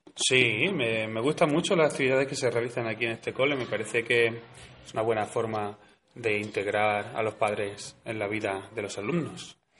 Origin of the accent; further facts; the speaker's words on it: province of Badajoz, Extremadura, Spain; now in La Carolina, Spain; Pues yo soy de la provincia de Badajoz, pero vivo aquí en La Carolina.